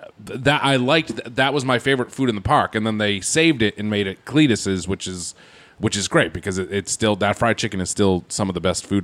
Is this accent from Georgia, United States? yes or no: no; Massachusetts, United States; and I'm from Massachusetts